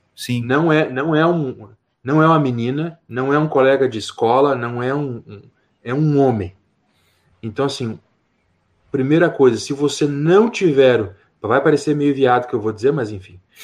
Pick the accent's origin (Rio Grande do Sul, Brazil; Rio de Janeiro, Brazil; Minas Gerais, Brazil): Rio Grande do Sul, Brazil; also born or lived in Canela; sou do Rio Grande do Sul, e eu eh, estou morando em Canela